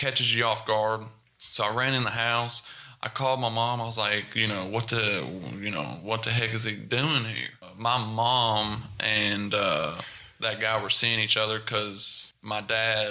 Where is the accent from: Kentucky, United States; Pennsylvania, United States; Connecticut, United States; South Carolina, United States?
Kentucky, United States; Nicholasville; also born or lived in Knott County, Kentucky / Prestonsburg, Kentucky / Lexington, Kentucky; third grade I moved to Nicholasville, Kentucky. And that's where I spent 8 years, 9 years until I was up to 16